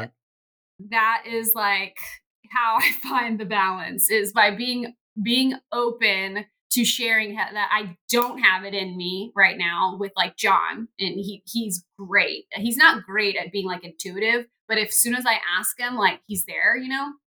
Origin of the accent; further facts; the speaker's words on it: Texas, United States; moved away as an adult; also born or lived in Pittsburgh; we had just moved to Pittsburgh, which we, you know, all all of us born and raised in Texas and family everywhere